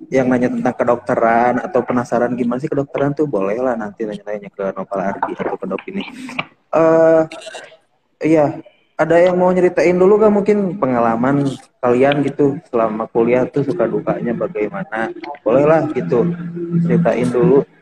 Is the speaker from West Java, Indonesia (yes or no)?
yes; Tasikmalaya, West Java, Indonesia; born there; saya lahir di Tasikmalaya ya